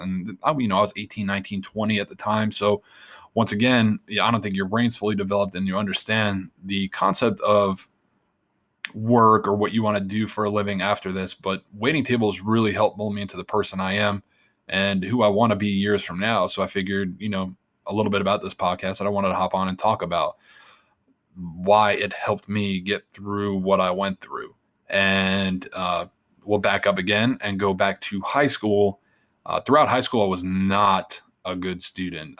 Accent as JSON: {"language": "English", "area": "Long Island", "region": "New York", "country": "United States", "tie": "born or raised there", "said": "born and raised in Long Island, New York"}